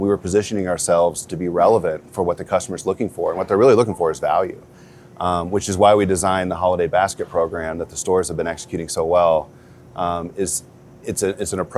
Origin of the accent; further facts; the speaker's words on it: Prairie Grove, Arkansas, United States; I grew up in Prairie Grove, Arkansas, which is about 45 minutes south of here